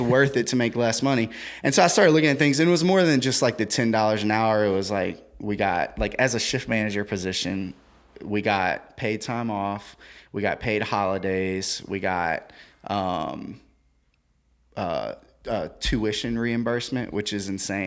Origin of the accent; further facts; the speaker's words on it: Central, Louisiana, United States; I grew up in Central.